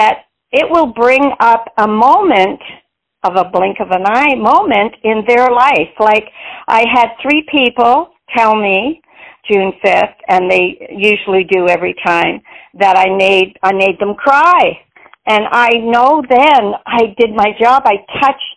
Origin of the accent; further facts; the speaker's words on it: Montreal, Quebec, Canada; I was born and raised in Montreal, Quebec, Canada